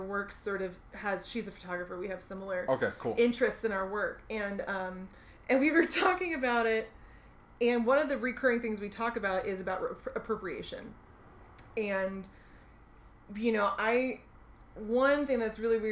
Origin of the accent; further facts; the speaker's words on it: Northern Virginia, United States; I grew up in Northern Virginia